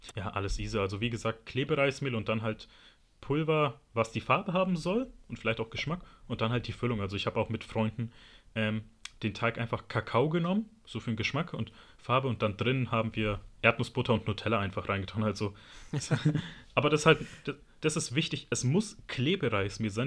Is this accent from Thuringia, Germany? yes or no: no; Berlin, Germany; als Berliner, da haben wir halt eine große Streetfood-Kultur